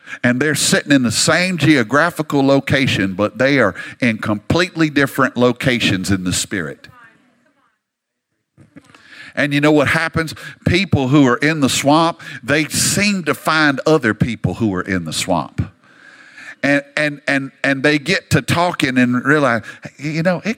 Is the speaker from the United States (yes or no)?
yes; Louisiana, United States; moved away as an adult; now in Dallas, United States; I grew up in Louisiana